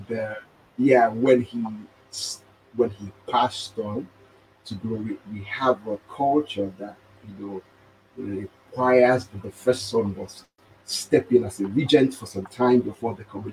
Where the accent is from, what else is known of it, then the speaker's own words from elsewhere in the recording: Nigeria; moved away; as a Nigerian